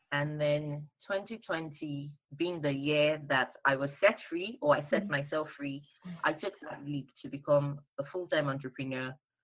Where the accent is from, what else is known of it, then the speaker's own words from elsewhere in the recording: Lagos, Nigeria; now in United Kingdom; And then I moved to the UK from Lagos, Nigeria. And I had to reintegrate, learn new things, make new friends.